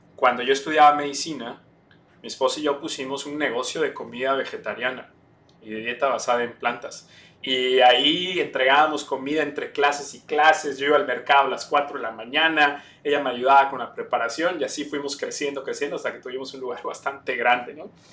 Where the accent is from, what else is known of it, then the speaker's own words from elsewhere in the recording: Campeche, Mexico; moved away as an adult; also born or lived in Puebla, Mexico; now in New York, United States; Yo nací en Campeche México. Eh, ahí me crié, ahí estudié medicina